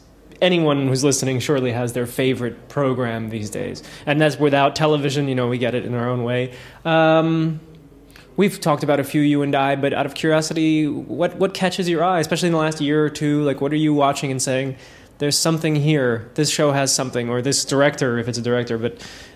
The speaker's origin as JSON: {"language": "English", "region": "New Jersey", "country": "United States", "said": "I'm from New Jersey. There's a personal connection there."}